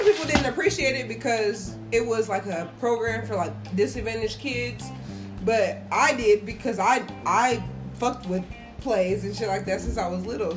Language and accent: English; Marion, United States; I grew up in Marion